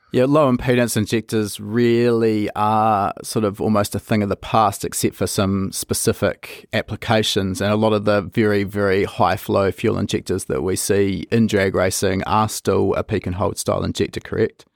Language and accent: English; New Zealand; I come from New Zealand